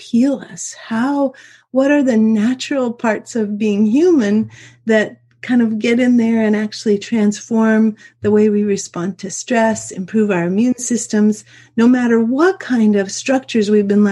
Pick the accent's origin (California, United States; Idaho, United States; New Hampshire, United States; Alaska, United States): Alaska, United States; I was raised in the University of Alaska atmosphere